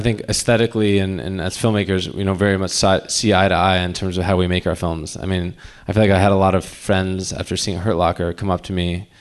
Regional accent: United States; we're from the States

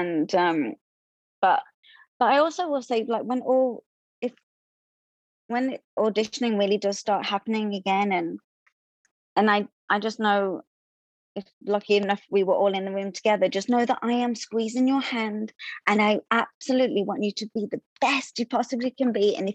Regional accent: London, United Kingdom; now in United States; I was a Broadway performer, and I came from London in 2008, and then I was in um, Broadway shows

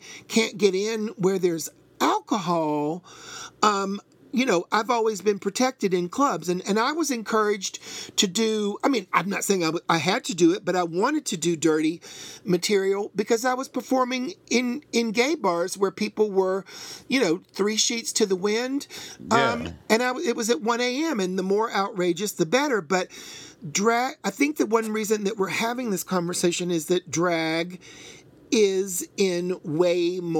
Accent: Tennessee, United States; moved away as an adult; also born or lived in Chattanooga / Atlanta; now in New York, United States; I'm from Tennessee. So, yeah. I mean, obviously, as somebody that grew up in Tennessee for most of my life, or most of my childhood and teen years

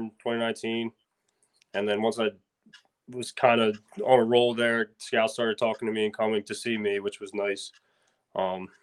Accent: Northern Delaware, United States; I grew up in Northern Delaware, 30 minutes from Philly

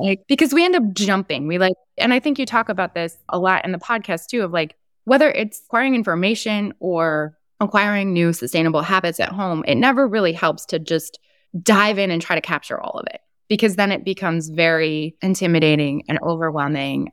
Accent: New Jersey, United States; my home state of New Jersey

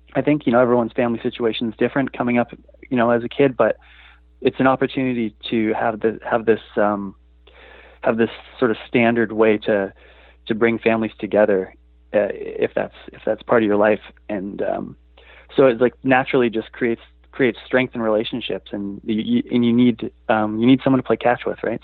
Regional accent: Vancouver, British Columbia, Canada; also born or lived in Toronto; I've spent my life living in Vancouver, but I was born in Toronto

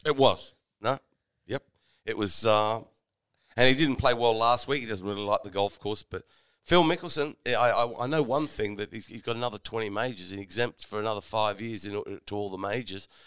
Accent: Sydney, New South Wales, Australia; I come from Sydney

